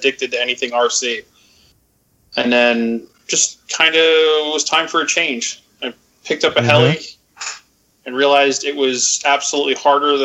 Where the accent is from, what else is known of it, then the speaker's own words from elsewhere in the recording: Reading, Pennsylvania, United States; I am from Reading, Pennsylvania